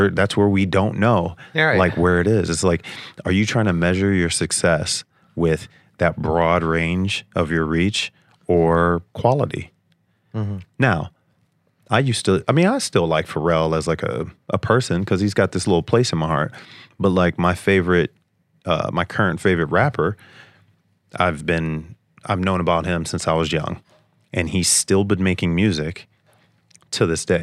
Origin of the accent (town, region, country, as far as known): Cleveland, Ohio, United States; moved away